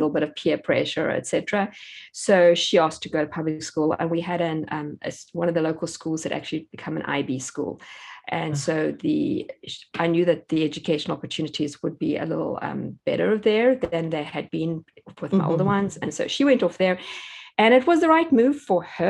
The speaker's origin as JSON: {"language": "English", "country": "South Africa", "tie": "born or raised there", "moved": "as an adult", "lives_now": "United States", "said": "I grew up in South Africa, and that's where we had all our four children"}